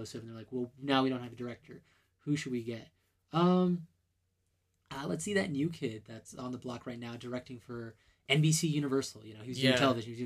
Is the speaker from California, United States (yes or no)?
yes; California, United States; now in Utah, United States; I'm originally from California